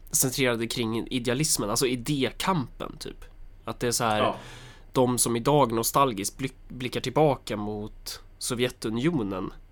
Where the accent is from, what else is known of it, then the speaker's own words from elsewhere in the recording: Helsingborg, Skåne, Sweden; Jag är från Helsingborg.